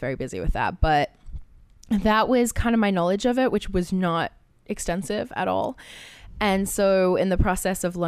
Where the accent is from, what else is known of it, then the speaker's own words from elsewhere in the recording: Australia; moved away; I grew up in Australia